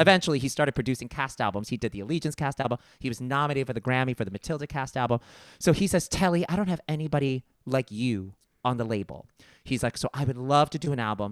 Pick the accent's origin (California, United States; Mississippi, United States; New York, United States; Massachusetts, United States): New York, United States; New York City; growing up in Brooklyn, I grew up in a predominantly Italian and Irish neighborhood at the time.